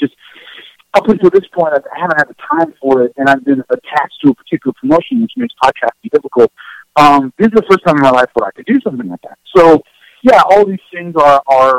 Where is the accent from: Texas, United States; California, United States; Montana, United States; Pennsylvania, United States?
California, United States; Southern; I was raised in Southern California